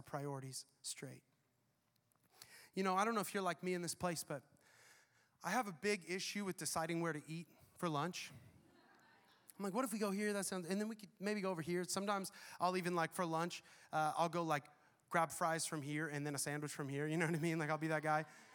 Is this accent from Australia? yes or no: no; the Northwest, Pacific Northwest, United States; moved away as an adult; now in Tampa, United States; Brianna and I grew up in the Northwest where you have amazing trees, mountains